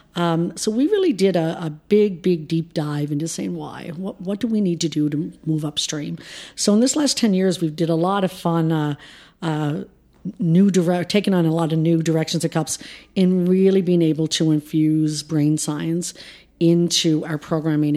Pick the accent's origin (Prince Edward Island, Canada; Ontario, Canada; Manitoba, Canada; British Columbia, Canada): Prince Edward Island, Canada; we grew up in rural P E I, which by all means was a fantastic, phenomenal place to grow up